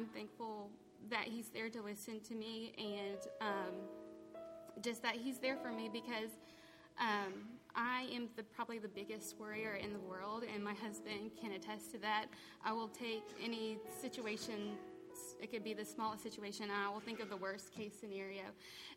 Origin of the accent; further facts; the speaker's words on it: Snellville, Georgia, United States; I grew up in Snellville, Georgia, which is about an hour and a half away from here.